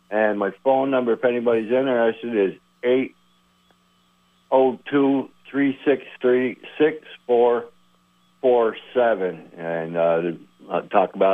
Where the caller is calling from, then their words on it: Underhill, Vermont, United States; from Underhill.